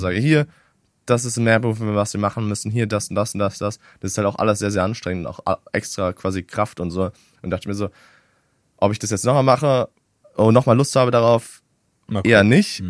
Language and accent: German; Germany; ich als Deutscher